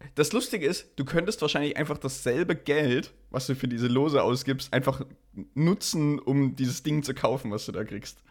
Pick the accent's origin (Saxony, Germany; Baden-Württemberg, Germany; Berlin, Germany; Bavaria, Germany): Saxony, Germany